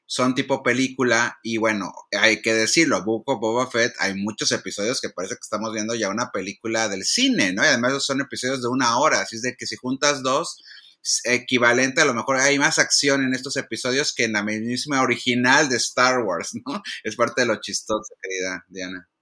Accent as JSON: {"language": "Spanish", "town": "Monterrey", "region": "Nuevo León", "country": "Mexico", "moved": "yes", "lives_now": "Los Angeles, United States", "said": "Yo soy eh, regiomontano, si me sale el acento o si ya no me lo adelantó hace rato, pues ya lo confirmaron, soy regiomontano"}